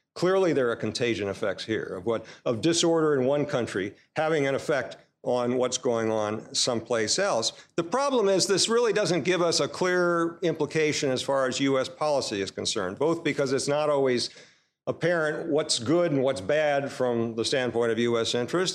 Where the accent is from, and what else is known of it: United States